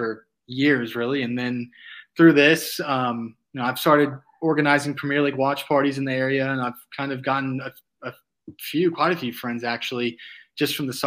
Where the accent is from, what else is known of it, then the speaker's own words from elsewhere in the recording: Fayetteville, Arkansas, United States; growing up in Fayetteville